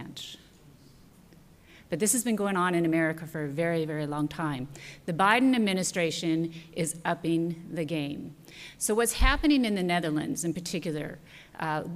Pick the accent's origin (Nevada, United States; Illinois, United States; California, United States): Nevada, United States; central; I was raised on a ranch in central Nevada